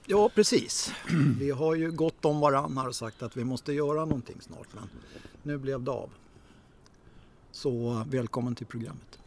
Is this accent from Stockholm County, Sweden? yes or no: yes; Stockholm, Stockholm County, Sweden; jag, är också född och uppvuxen på Söder